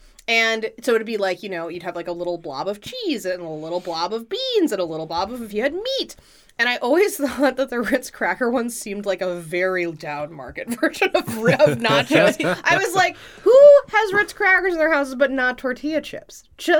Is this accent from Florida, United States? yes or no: no; Texas, United States; born or raised there